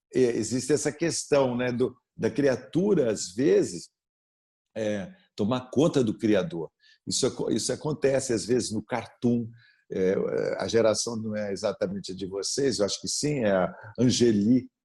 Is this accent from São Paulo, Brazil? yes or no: yes; Sorocaba, São Paulo, Brazil; born or raised there